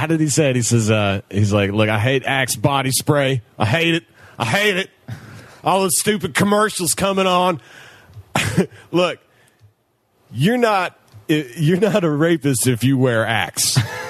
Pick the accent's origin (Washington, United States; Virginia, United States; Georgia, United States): Washington, United States; Seattle; moved away as an adult; now in Los Angeles, United States; I'm from Seattle.